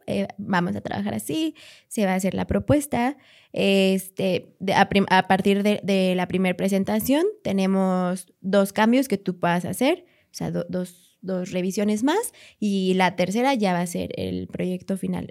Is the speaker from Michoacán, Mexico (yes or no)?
no; Querétaro, Mexico; moved away as an adult; also born or lived in Guanajuato; now in Mexico City, Mexico; soy de, soy de aquí, de Ciudad de México, eh, llegué a vivir a Querétaro a los tres años, casi cuatro. Y a los 19 años fue que me fui a Guanajuato a estudiar